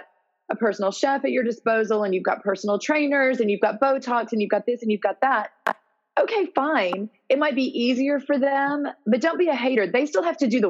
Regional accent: Memphis, Tennessee, United States; moved away as an adult; also born or lived in Columbia, Missouri; now in San Antonio, United States; I grew up in Memphis, Tennessee, and I went to college in Columbia, Missouri

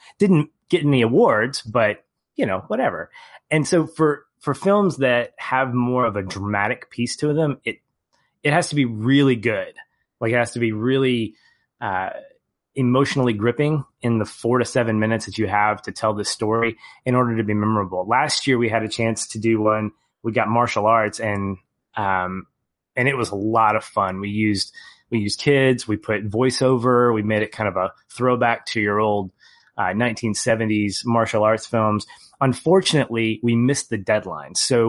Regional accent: Little Rock, Arkansas, United States; I mean, I'm from Little Rock, Arkansas, so it's, yeah, whatever.

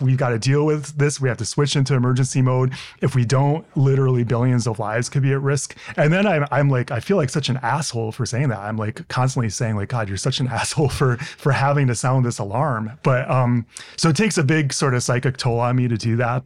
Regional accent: Hinsdale, Illinois, United States; I grew up outside of Chicago

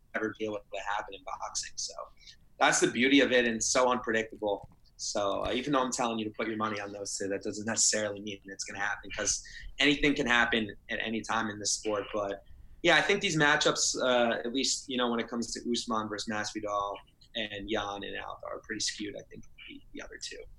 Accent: New Jersey, United States; I'm from Jersey

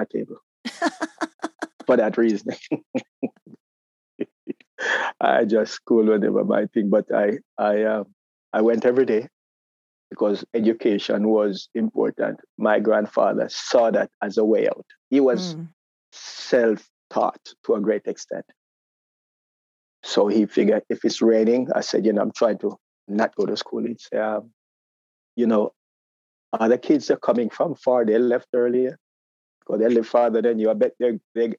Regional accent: Jamaica; moved away as an adult; also born or lived in New York; now in United States; growing up in Jamaica

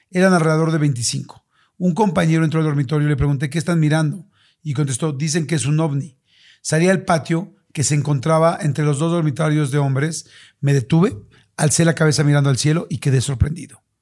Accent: Vizcaíno, Baja California Sur, Mexico; also born or lived in Tijuana; Yo nací en Tijuana, pero a los tres o cuatro años mis padres nos llevaron a vivir a un ejido, el cual es un pueblo agricultor llamado Ejido Gustavo Díaz Ordaz, pero es más conocido como Vizcaíno.

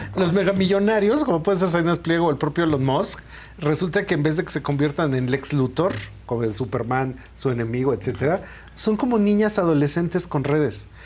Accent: Mexico; somos mexicanos

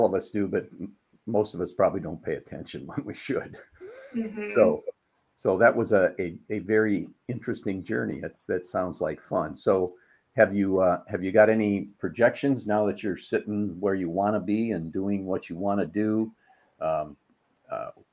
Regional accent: Trenton, Michigan, United States; I grew up in Trenton, Michigan

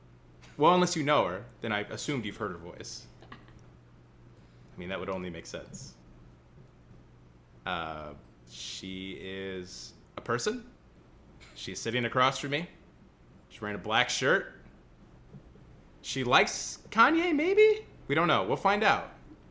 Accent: Central Illinois, United States; accent: Central Illinois; now in Minnesota, United States; I'm told I have a Central Illinois accent by my girlfriend

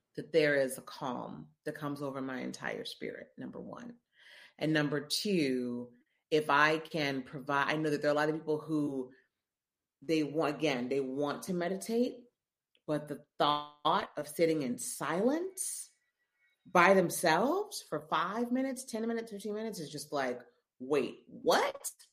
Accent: Memphis, Tennessee, United States; moved away as an adult; also born or lived in Columbia, Missouri / Chicago / New York; now in New Orleans, United States; I'm from Memphis, born and raised Memphis, Tennessee

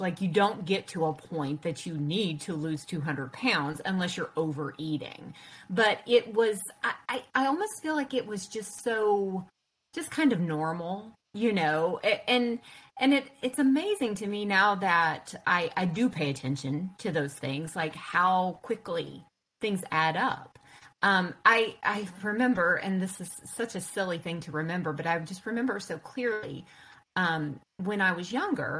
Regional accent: the South, United States; And of course, I grew up in the South, and you know, we're pretty good cooks here, right?

